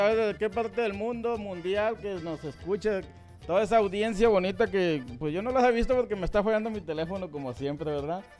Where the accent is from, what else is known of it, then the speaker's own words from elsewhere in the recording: Sonora, Mexico; estoy en la pura línea de de Sonora, Sinaloa, criado en Sonora